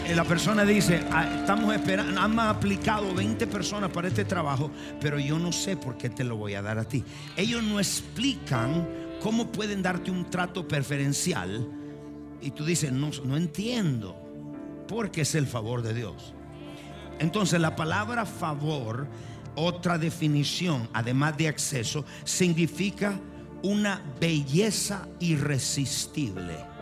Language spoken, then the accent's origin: Spanish; Argentina; Soy argentino